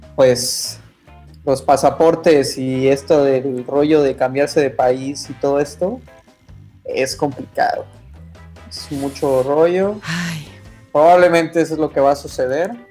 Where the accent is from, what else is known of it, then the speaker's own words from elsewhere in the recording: Mexico; now in Canada; soy de México